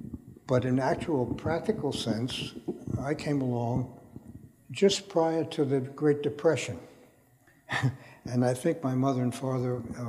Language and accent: English; Brooklyn, New York, United States; And in spite of the fact that I came from Brooklyn, I managed to learn to speak English instead of Brooklynese, but it was quite difficult, I can assure you.